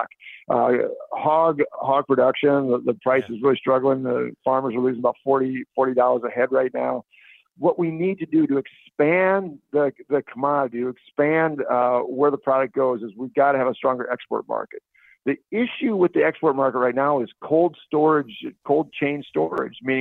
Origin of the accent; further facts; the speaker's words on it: Northwest Iowa, United States; I'm from Northwest Iowa.